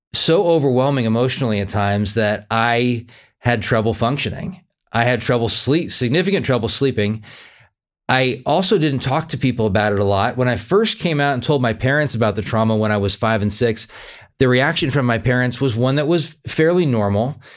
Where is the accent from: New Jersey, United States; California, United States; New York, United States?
California, United States; I grew up in California, and I lived in the same house from zero to eighteen